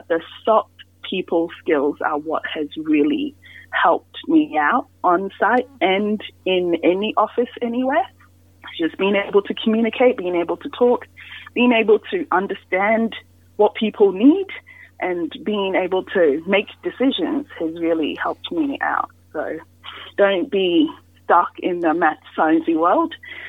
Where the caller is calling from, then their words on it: Miles, Queensland, Australia; So today I'm coming in from Miles, Queensland, which is about maybe 3 hours drive out of Toowoomba.